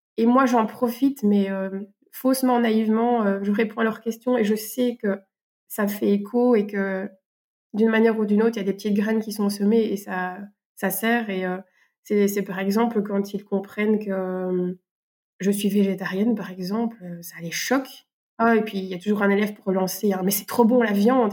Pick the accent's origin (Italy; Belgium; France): Belgium; accent: Belgian; Je suis professeur de français, euh, on va dire, euh, dans la vraie vie, euh, en Belgique. Peut-être que ben, mon accent se, montrera